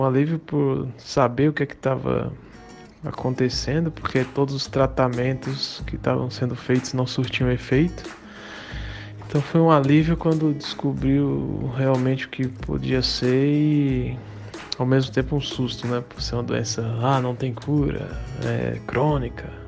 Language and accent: Portuguese; Campina Grande, Paraíba, Brazil; now in Paulínia, Brazil; sou natural de Campina Grande, na Paraíba, atualmente moro em Paulínia, São Paulo.